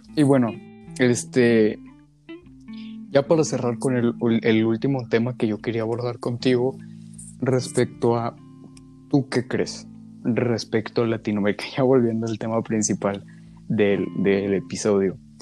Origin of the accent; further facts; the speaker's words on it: Mexico; en mi caso particular como mexicano